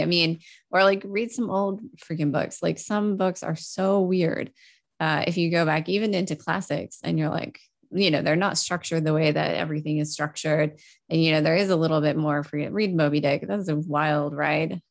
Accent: Texas, United States; moved away; also born or lived in Europe; I grew up in Texas

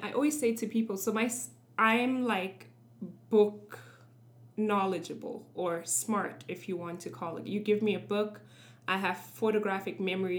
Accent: South Africa; I grew up in South Africa, which I don't know if you know, but has like a considerable Indian population.

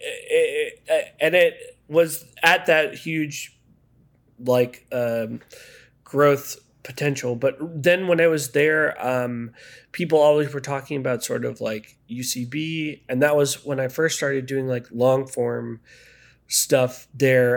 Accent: Maryland, United States; moved away as an adult; also born or lived in Connecticut / Chicago; now in Los Angeles, United States; I'm from Maryland

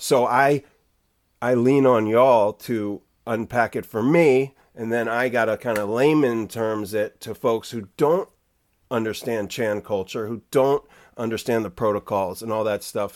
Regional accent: Jersey Shore, New Jersey, United States; now in Bay Area, United States; I grew up surfing on the Jersey Shore

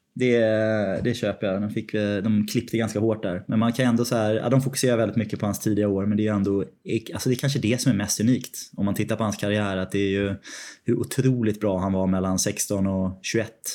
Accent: Sweden; moved away as an adult; now in London, United Kingdom; Jag var ju hemma i Sverige ganska många veckor

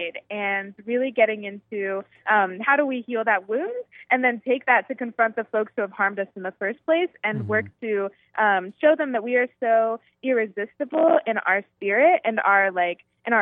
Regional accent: Virginia, United States; a denomination that I am super familiar with growing up in Virginia.

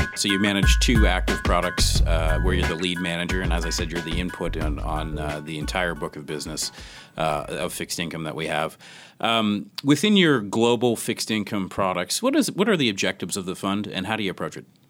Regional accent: Canada; I'm Canadian

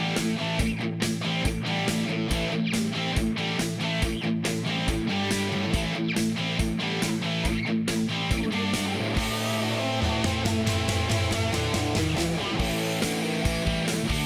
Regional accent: Canada; We're Canadian

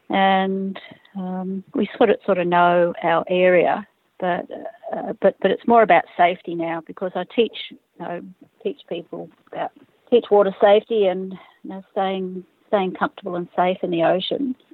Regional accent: Fiji; I grew up in Fiji and spent a lot of time, you know, with my father and mother and sisters uh, swimming in around Coral Island.

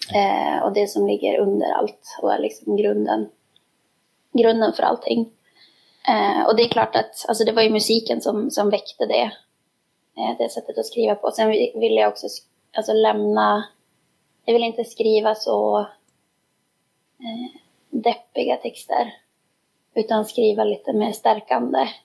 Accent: Skellefteå, Västerbotten County, Sweden; jag eh, är ju också från Skellefteå

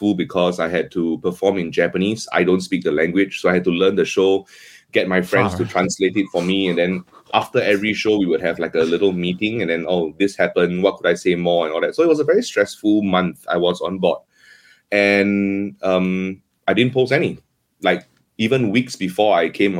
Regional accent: Singapore; Singapore kara kimashita. I come from Singapore.

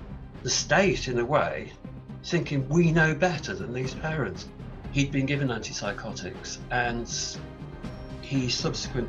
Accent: Stafford, West Midlands, United Kingdom; also born or lived in Rugby; I grew up in Stafford in the Midlands in England

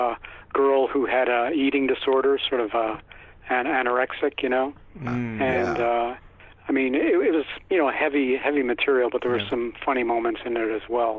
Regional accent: Montreal, Quebec, Canada; now in Toronto, Canada; I was born in Montreal, but I live just outside of Toronto.

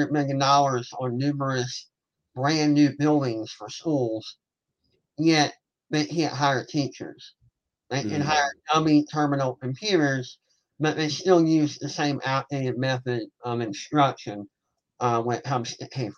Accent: Savannah, Georgia, United States; I am from Savannah, Georgia. I'm a long-time resident. I did take off for a couple years for college, but of course I came home

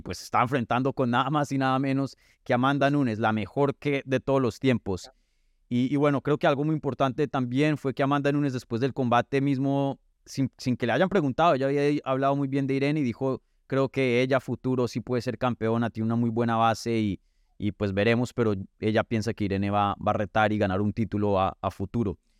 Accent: Medellín, Antioquia, Colombia; moved away; estuviste por mi tierrita, ¿no? Estuviste allá en, en, Medellín

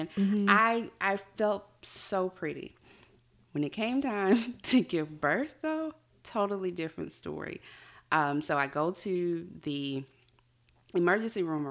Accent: Mobile, Alabama, United States; I'm from Mobile, Alabama.

